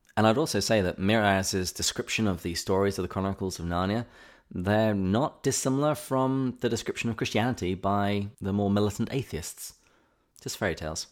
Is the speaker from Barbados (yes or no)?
no; England, United Kingdom; growing up in England